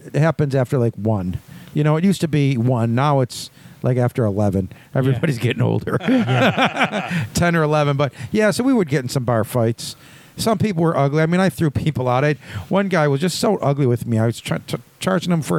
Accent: Buffalo, New York, United States; we grew up on the West Side. We were on the Buffalo

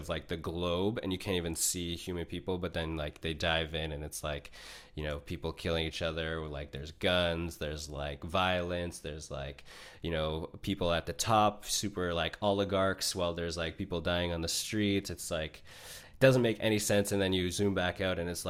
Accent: Niagara Falls, Ontario, Canada; I grew up about a 30-minute drive from the U.S. border in Niagara Falls, Ontario, Canada

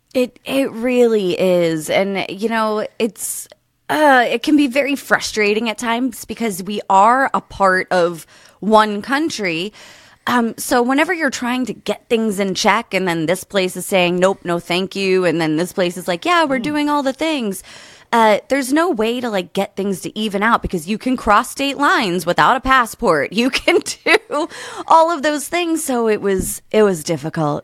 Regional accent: Pennsylvania, United States; now in California, United States; I'm originally from Pennsylvania and I now live in California.

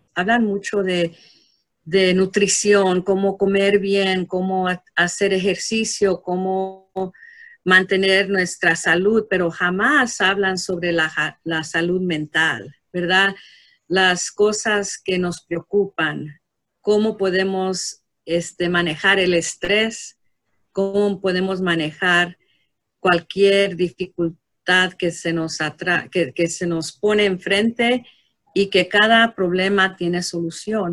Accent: Mexico; como hispano, como mexicano

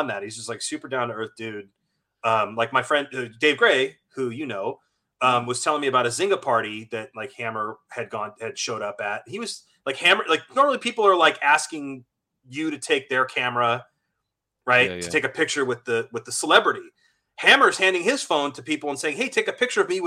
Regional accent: Bay Area, California, United States; I grew up in the Bay Area. I'm a 14-year-old kid

